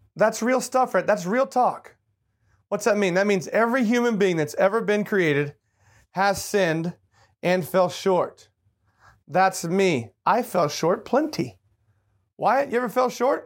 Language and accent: English; Tulsa, Oklahoma, United States; moved away; I was born in Tulsa, Oklahoma